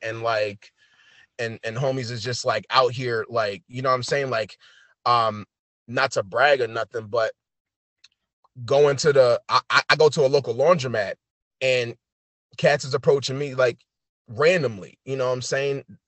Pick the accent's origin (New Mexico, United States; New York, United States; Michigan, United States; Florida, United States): New York, United States; New York City; now in Long Island, United States; I'm originally from New York City, Bronx, Brooklyn, Queens. Um, I moved out to Long Island about six years ago